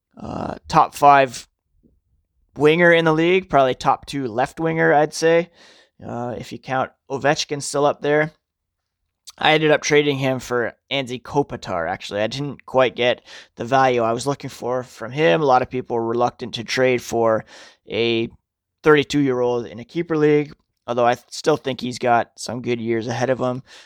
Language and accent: English; Ottawa, Ontario, Canada; I grew up in Ottawa